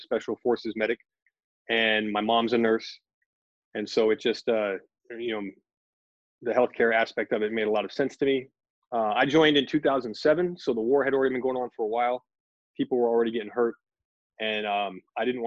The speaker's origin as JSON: {"language": "English", "region": "Alaska", "country": "United States", "tie": "born or raised there", "also_born_or_lived": "Seattle / Kodiak, Alaska / Louisiana", "moved": "as an adult", "lives_now": "San Antonio, United States", "said": "I was born in Seattle, but I grew up in Alaska from the time I was a year old. My dad moved up there, and so I spent my whole childhood up there"}